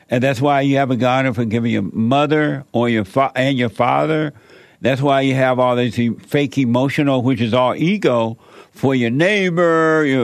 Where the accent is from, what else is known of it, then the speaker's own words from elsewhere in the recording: Alabama, United States; now in Los Angeles, United States; I grew up down in Alabama there, and I used to go up to Atlanta sometime for the summer, and it was so beautiful. I at one time thought that I was going to live in Atlanta, but I came to L.A. and I fell in love with L.A.